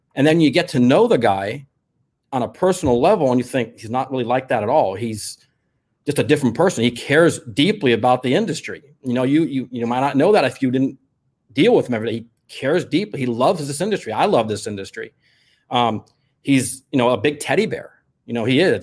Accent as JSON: {"language": "English", "town": "Los Angeles", "region": "California", "country": "United States", "tie": "born or raised there", "said": "I grew up in the San Fernando Valley"}